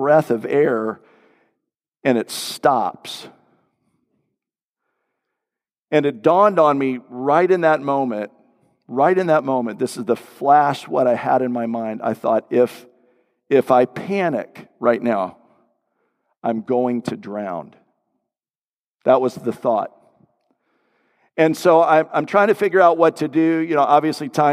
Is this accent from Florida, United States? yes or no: yes; Florida, United States; growing up in Florida, everything water, just love anything to do with the water